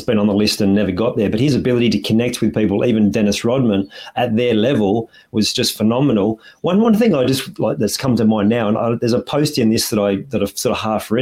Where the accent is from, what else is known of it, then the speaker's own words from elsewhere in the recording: Australia; as an Aussie